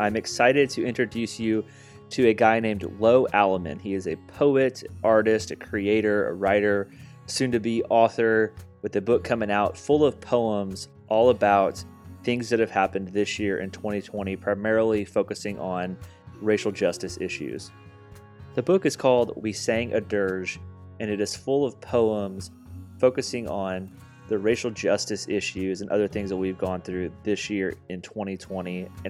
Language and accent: English; Indiana, United States; I'm from Indiana